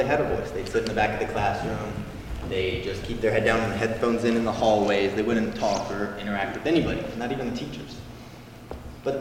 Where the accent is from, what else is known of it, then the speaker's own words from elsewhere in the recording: Louisville, Kentucky, United States; I'm from Louisville, Kentucky